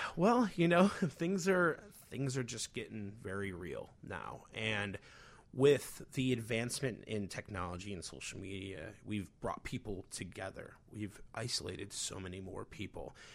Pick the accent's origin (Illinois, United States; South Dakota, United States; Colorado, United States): Illinois, United States; Chicago; being a Chicagoan's very funny